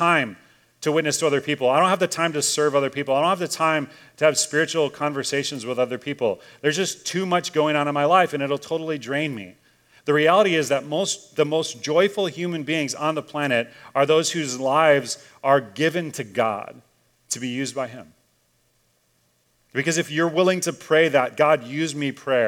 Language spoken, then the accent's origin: English; Chicago, Illinois, United States; moved away; I grew up in Chicago